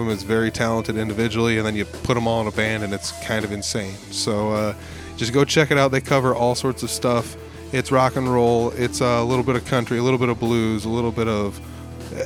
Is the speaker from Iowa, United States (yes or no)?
yes; Northern Iowa, United States; my hometown